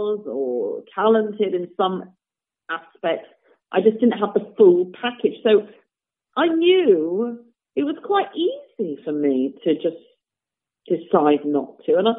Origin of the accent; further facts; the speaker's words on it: Nottingham, East Midlands, United Kingdom; moved away; also born or lived in New York City; I come from Nottingham. I had a really lovely piano teacher, a very good piano teacher in Nottingham, but I was not doing the Chopin etudes when I was 12 or 13